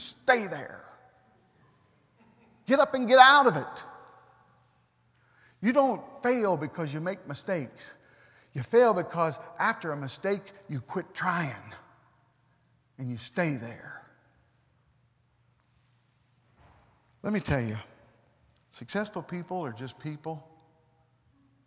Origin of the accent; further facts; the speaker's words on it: United States; I'm an American